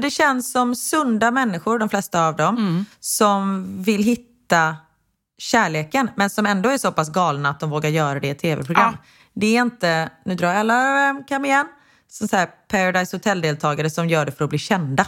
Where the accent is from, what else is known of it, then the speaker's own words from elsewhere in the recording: Sweden; svenskar är ju, förlåt, nu ska jag inte dra alla svenskar över en kam, men vi är lite tråkigare än om man jämför med amerikaner